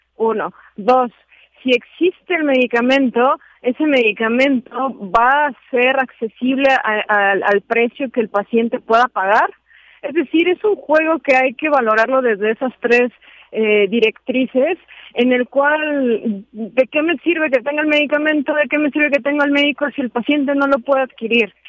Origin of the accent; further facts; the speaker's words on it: Mexico; nos compete como mexicanos